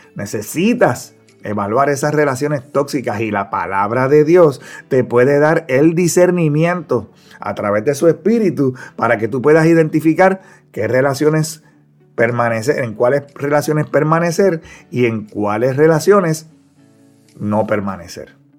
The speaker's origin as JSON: {"language": "Spanish", "town": "Ponce", "country": "Puerto Rico", "tie": "born or raised there", "said": "cursaba la escuela elemental allá en mi pueblo de Ponce, aquí en Puerto Rico"}